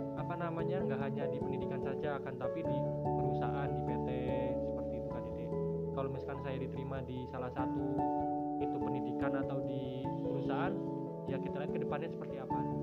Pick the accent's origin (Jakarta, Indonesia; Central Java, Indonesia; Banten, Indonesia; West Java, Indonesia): Central Java, Indonesia; Wonosobo; Saya berasal dari Wonosobo sama seperti Kak Dede